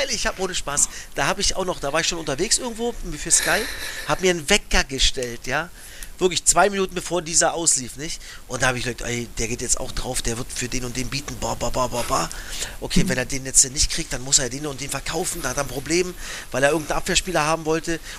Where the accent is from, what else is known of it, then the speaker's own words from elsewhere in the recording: Cottbus, Brandenburg, Germany; Wir kommen beide aus Cottbus, ja.